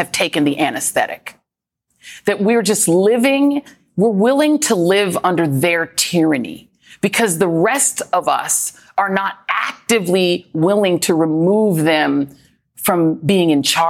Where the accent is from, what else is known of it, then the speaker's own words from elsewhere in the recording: Colorado, United States; the state where I grew up in Colorado